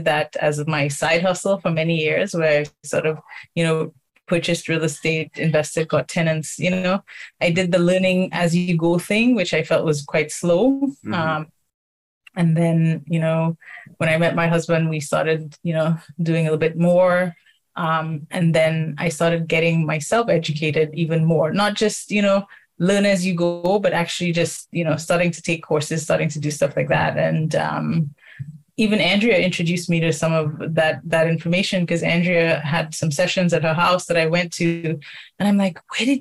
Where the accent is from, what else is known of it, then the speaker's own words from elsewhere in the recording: St. Lucia; now in Toronto, Canada; I'm originally from St. Lucia, Canadian St. Lucian.